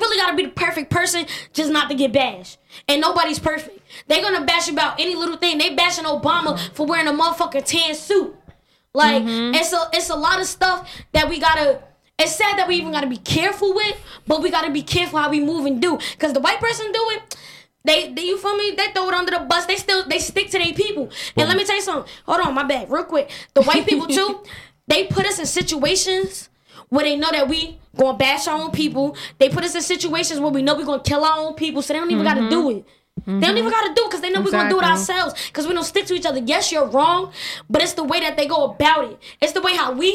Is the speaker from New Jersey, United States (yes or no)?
yes; Newark, New Jersey, United States; I'm from Newark